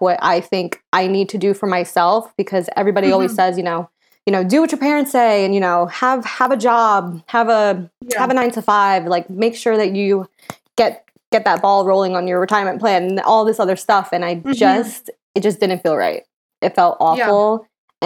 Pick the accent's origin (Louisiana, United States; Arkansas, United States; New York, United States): New York, United States; upstate; I'm originally from New York. I was from upstate New York. And then I moved into the city